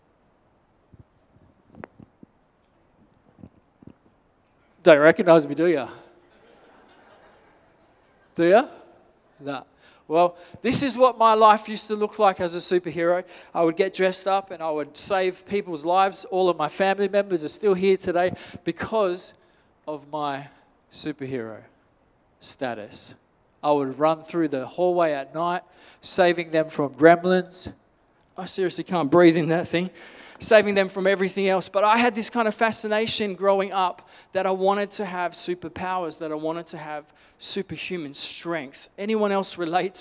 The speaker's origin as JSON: {"language": "English", "town": "Perth", "region": "Western Australia", "country": "Australia", "tie": "born or raised there", "said": "I grew up in Nollamara"}